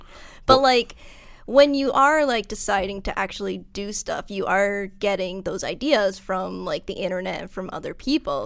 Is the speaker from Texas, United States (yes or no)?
no; Massachusetts, United States; accent: Massachusetts; moved away; I'm from Massachusetts